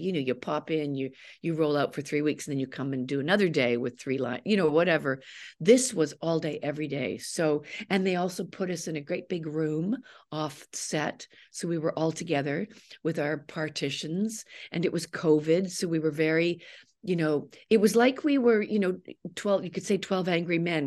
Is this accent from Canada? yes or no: yes; Canada; I'm a Canadian